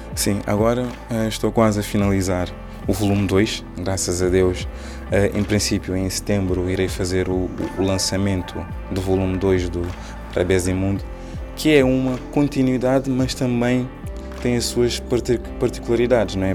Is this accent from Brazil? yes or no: no; Cape Verde; first language Cape Verdean Creole; Portuguese is a second language; moved away as an adult; now in Lisbon, Portugal; Eu nasci cá em Portugal, em Lisboa, sou filho de pais cabo-verdianos. Quando fiz oito anos, decidi morar em Cabo Verde juntamente com os meus pais